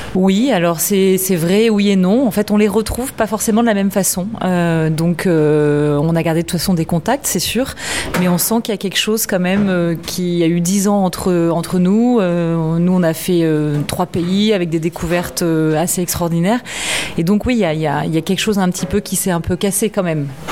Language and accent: French; France; moved away; also born or lived in China; Je suis partie de Chine une semaine pour rentrer en France au mois de mars